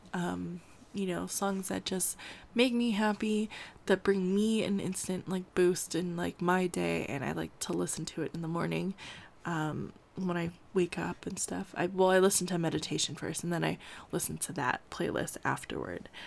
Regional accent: California, United States; I grew up in California

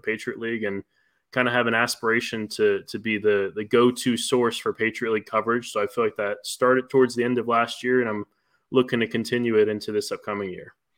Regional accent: Maryland, United States; moved away as an adult; also born or lived in Valparaiso; I'm originally from Maryland

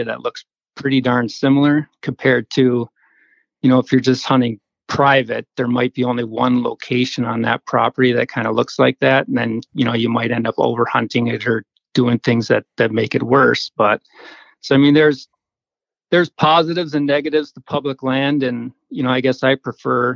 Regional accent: Madison, Wisconsin, United States; now in Upper Peninsula, Michigan, United States; I grew up in Madison, Wisconsin

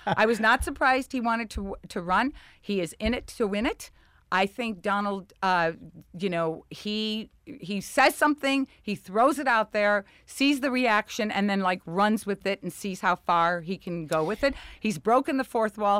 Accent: Chicago, Illinois, United States; accent: Chicago; moved away; growing up in Chicago with the dancing school and the beauty shop

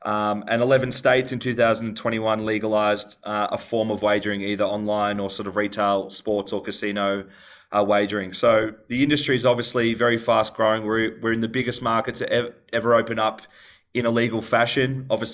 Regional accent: Australia; The population centers in both those states dwarf my home country, Australia.

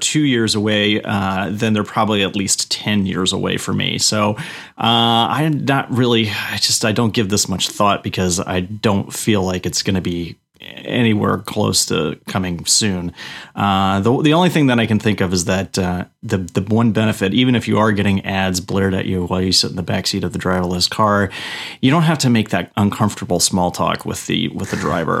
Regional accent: New England, United States; now in Pacific Northwest, United States; I grew up in New England, and I like a snowy winter, and for some reason I did move to the Pacific Northwest

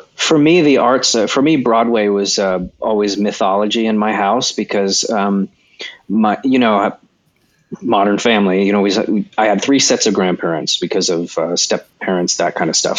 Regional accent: California, United States; I was born in California on an Air Force base.

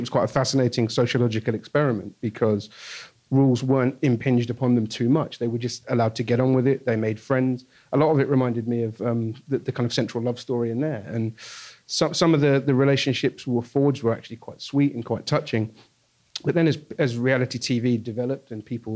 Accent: United Kingdom; now in New York, United States; I live here now, but obviously I'm from Brexit land

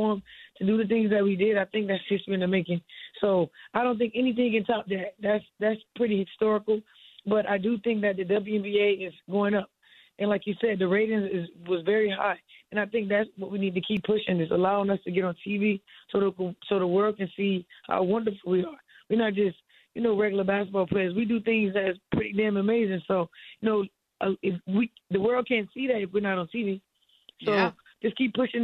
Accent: Miami, Florida, United States; I'm from Miami

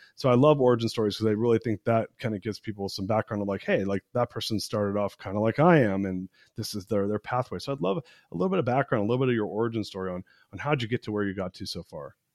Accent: United States; I'm an American. I was born in America, but my dad's Persian

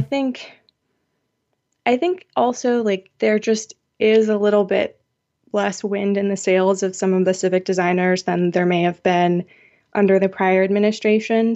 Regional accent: Seattle, Washington, United States; my hometown of Seattle

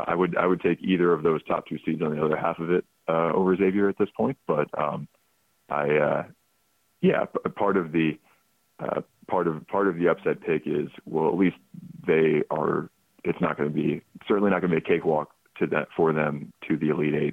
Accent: Atlanta, Georgia, United States; I grew up in the Atlanta area.

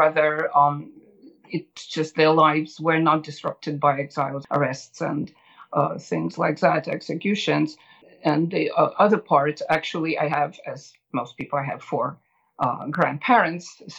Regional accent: Moscow, Russia; now in United States; I grew up in Moscow, Russia. I was born right in the center of Moscow.

